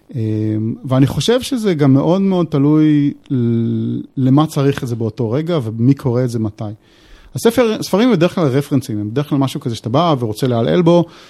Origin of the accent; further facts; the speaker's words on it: Israel; אנחנו גם בתור ישראלים